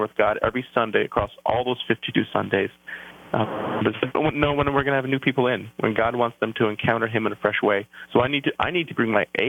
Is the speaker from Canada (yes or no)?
yes; Canada; accent: outs and abouts; moved away as an adult; now in New Jersey, United States; I'm a Canadian